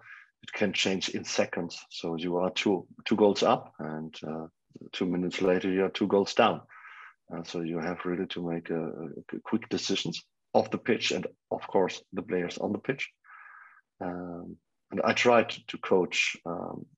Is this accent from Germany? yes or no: yes; Germany; English is a second language; my hometown and my homeland, Germany